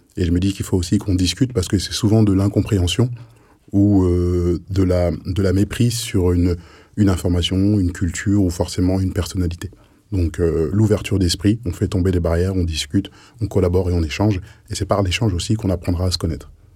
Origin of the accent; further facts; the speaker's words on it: France; je suis né ici, j'ai mon histoire en France